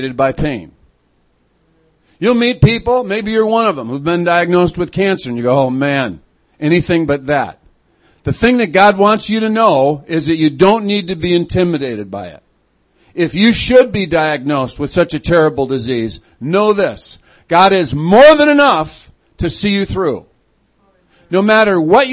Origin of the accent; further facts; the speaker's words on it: Chicago, Illinois, United States; also born or lived in Fergus Falls, Minnesota; now in Twin Cities, United States; I'm a city kid. I grew up in Chicago, but I've been here for the last 17 years